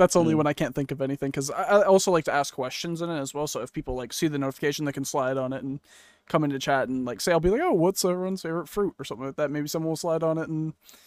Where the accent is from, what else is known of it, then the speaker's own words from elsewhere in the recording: Canada; I'm Canadian